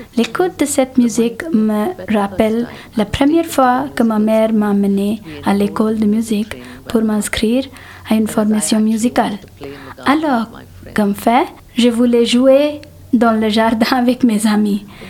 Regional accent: India; first language Telugu; French is a second language; now in Geneva, Switzerland; Je suis née en Inde

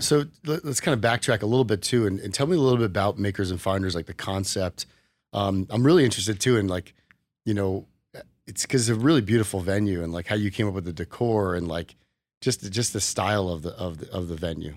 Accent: New Jersey, United States; moved away as an adult; also born or lived in Arizona; now in Las Vegas, United States; I grew up in New Jersey, so I went to Rutgers

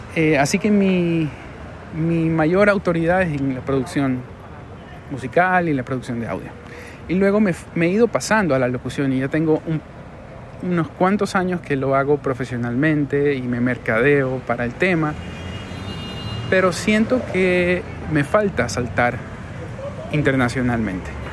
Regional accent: Guayaquil, Guayas, Ecuador; Es un lugar muy lindo de mi ciudad que si tú pones en Google Guayaquil, Malecón

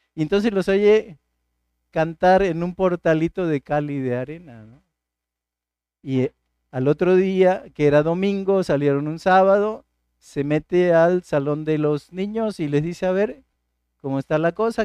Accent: Martínez de la Torre, Veracruz, Mexico; desde mi niñez en mi pueblo, en Martínez de la Torre

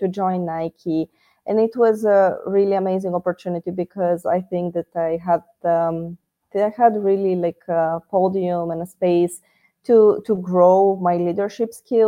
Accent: Greece; also born or lived in Bulgaria; I'm from Greece and Bulgaria

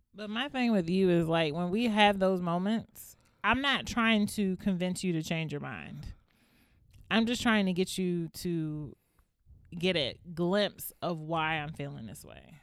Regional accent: Largo, Maryland, United States; also born or lived in Northeast Washington, D.C.; I'm from Upper Marlboro. Then they say, what part of Upper Marlboro? Then you be like, Largo.

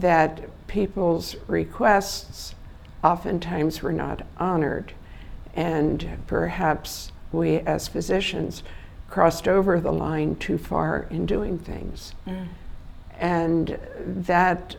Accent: Wilmington, Delaware, United States; the community I grew up in Wilmington, Delaware, as a child

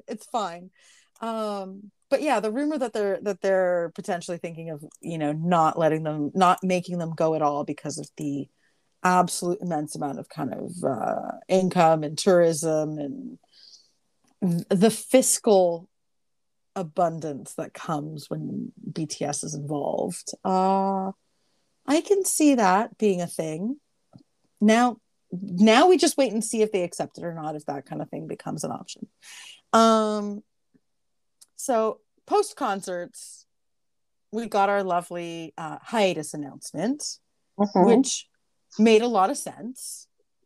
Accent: Greece; moved away; growing up in Greece, because our military service is mandatory for men there too

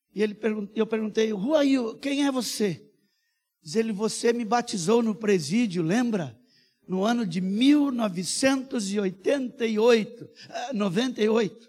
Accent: Brazil; Eu sou brasileiro, eu sou missionário

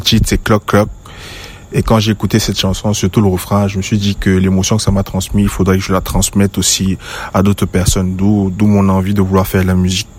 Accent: West Cameroon, Cameroon; now in Douala, Cameroon; Je suis d'origine de l'Ouest Cameroun. Plus précisément à Batier.

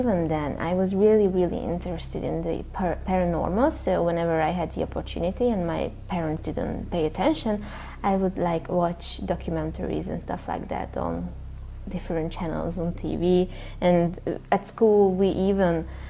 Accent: Hungary; I'm from Hungary.

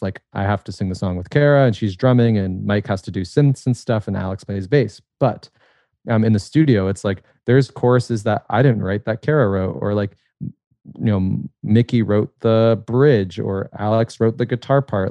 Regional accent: a tiny suburb outside of Toronto, Ontario, Canada; this, like, tiny suburb, uh, outside of Toronto

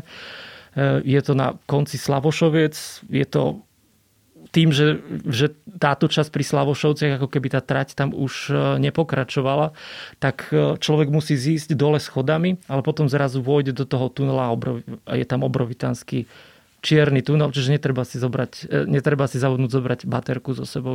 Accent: Orava, Žilina Region, Slovakia; ja som z Oravy

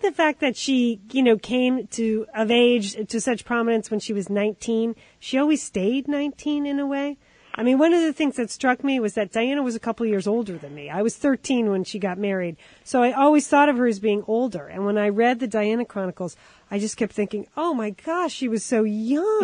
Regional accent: United States; as an American

